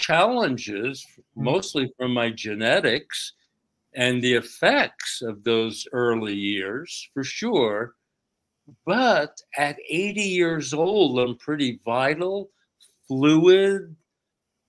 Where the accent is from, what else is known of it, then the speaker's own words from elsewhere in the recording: outside of New York City, United States; I grew up outside of New York City in a state tenement building